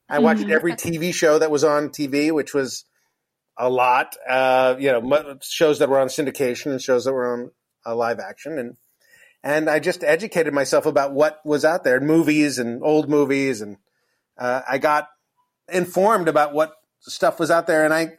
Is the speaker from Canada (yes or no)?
no; Los Angeles, California, United States; I grew up in Los Angeles